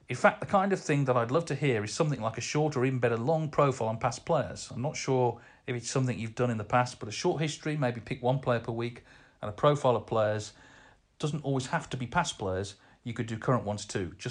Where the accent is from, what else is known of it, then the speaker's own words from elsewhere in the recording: Portsmouth, South East England, United Kingdom; I'm also a big football fan, being born and bred in Portsmouth. They are my team.